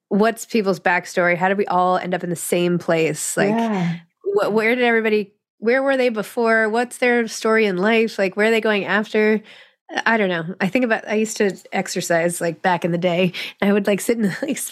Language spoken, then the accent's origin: English; New York City, New York, United States; I did not grow up going to malls because I'm from New York City